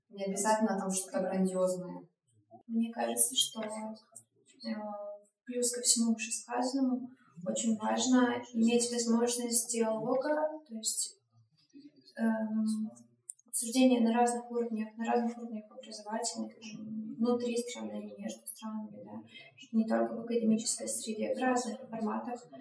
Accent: Belarus; я из Беларуси

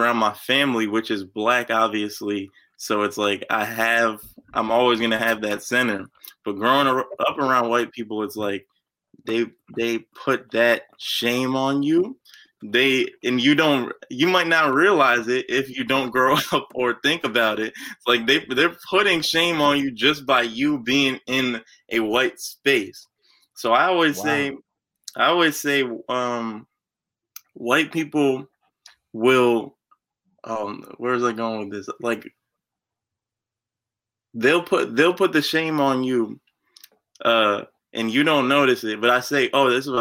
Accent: Pleasant Valley, New York, United States; I grew up in Pleasant Valley. I still live in Pleasant Valley with my parents, but Pleasant Valley is right outside of Poughkeepsie

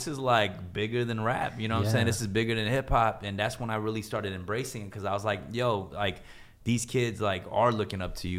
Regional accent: United States; I mean, back in the day, you know, growing up in America, like I definitely had issues with, you know, identity issues.

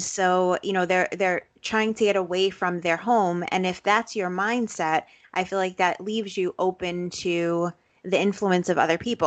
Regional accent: New York City, New York, United States; I grew up in Brooklyn, in Bensonhurst, Brooklyn

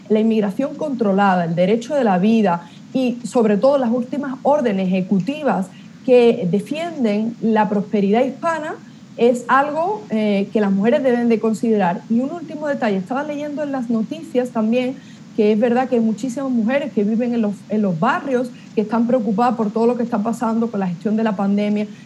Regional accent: Spain; now in United States; le hablo como eh, española española, mujer hispana en Estados Unidos y católica

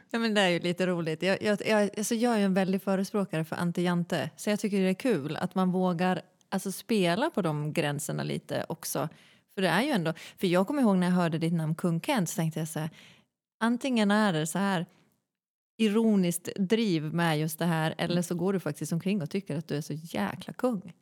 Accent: Malå, Västerbotten County, Sweden; moved away; jag är från en liten kommun snarlik Nordanstigs kommun. Mm. Eh, en kommun som heter Malå

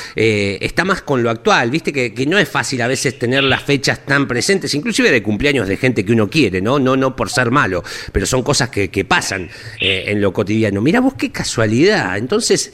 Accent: Olavarría, Buenos Aires Province, Argentina; soy de Olavarría particularmente

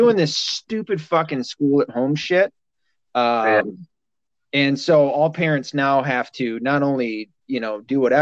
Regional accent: Michigan, United States; also born or lived in the South (US); I was born in the South, raised, lived the majority of my life in Michigan.

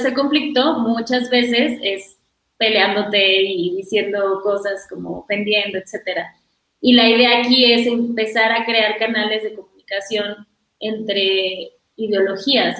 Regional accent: Mexico; nuestras vidas como mujeres, como mexicanas

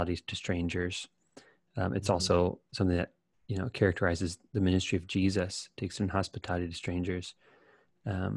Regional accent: United States; as an American

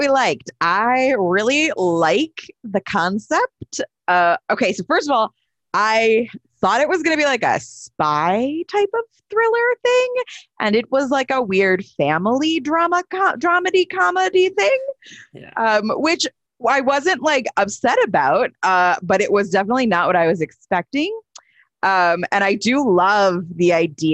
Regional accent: United States; an American actor type person

